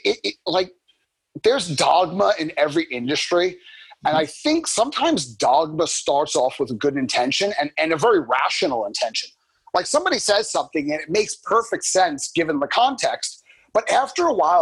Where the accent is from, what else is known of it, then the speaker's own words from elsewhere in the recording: New York, United States; I'm from New York, Boston.